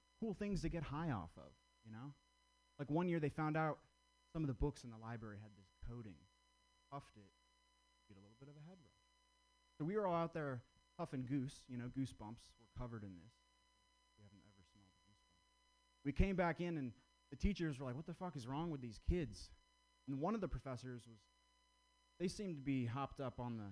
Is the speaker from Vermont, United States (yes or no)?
yes; Vermont, United States; I grew up in Vermont.